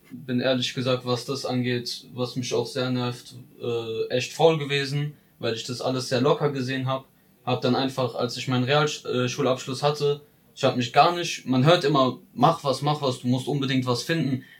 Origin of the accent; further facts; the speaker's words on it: Ludwigshafen, Rhineland-Palatinate, Germany; ich bin eigentlich nie aus Ludwigshafen rausgekommen, bin in Lu geboren